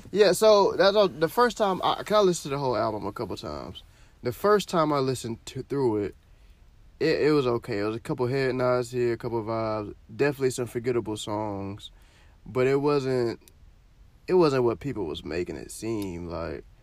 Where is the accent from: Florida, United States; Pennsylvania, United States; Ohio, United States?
Florida, United States; I'm from Florida